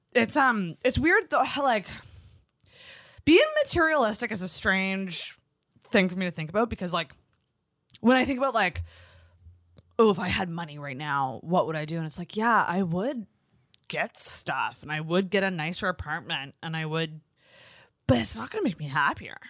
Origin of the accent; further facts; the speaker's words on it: Antigonish, Nova Scotia, Canada; now in Halifax, Canada; Anagonish, which is my hometown